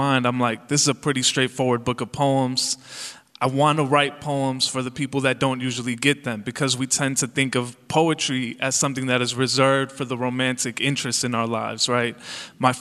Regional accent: Calumet City, Illinois, United States; English is a second language; I grew up in Calumet City, Illinois, in the south suburbs of Chicago

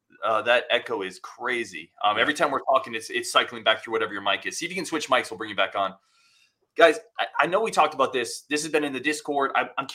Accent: Tucson, Arizona, United States; born there; Oh, my whole marriage, dude. I was born in Tucson.

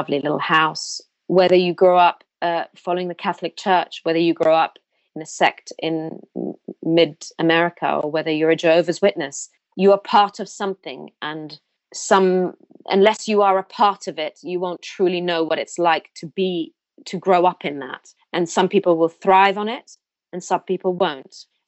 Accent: India; born there; They know I was born in India. They know how I grew up.

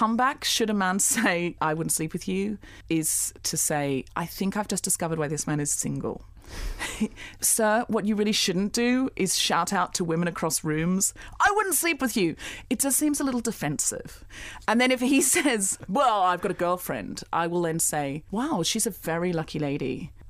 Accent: Gold Coast, Queensland, Australia; Firstly, I lived on the Gold Coast.

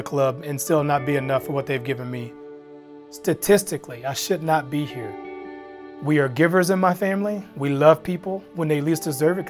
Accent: Benton, Arkansas, United States; The Ralph Bunch community, it was bad, but there were elements that were good.

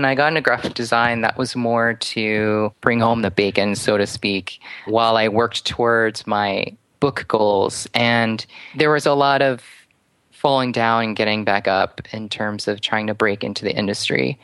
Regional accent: outside of New York City, United States; I grew up outside of New York City and actually just a town over from where he lived for a time

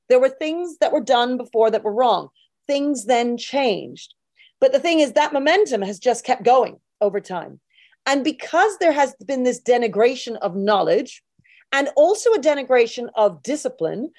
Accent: United Kingdom; We're all British together.

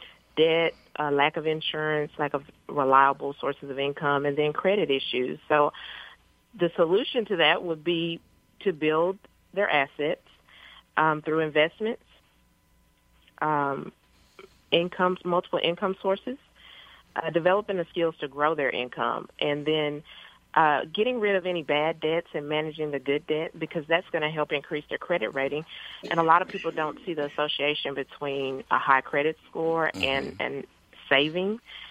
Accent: Paris, Texas, United States; I grew up in Paris, Texas, which is a little small town in northeast Texas.

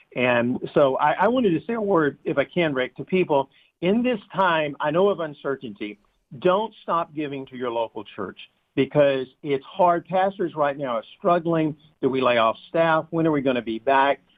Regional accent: United States; we're Americans

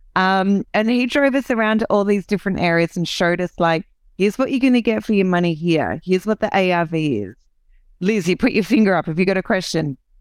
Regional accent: Australia; accent: Aussie; I'm an Aussie, so this is the the Aussie accent

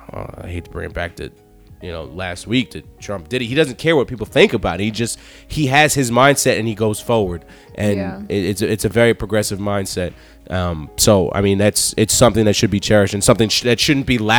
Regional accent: New York, United States; I was born and raised in New York

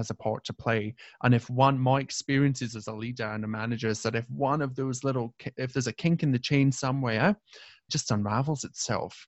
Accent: Hawick, Scotland, United Kingdom; Not in my hometown

